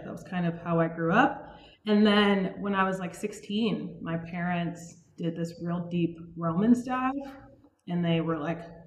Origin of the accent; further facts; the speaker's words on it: Suitland, Maryland, United States; So I'm originally from Maryland. I grew up in a town right outside of Washington, D.C. called Suitland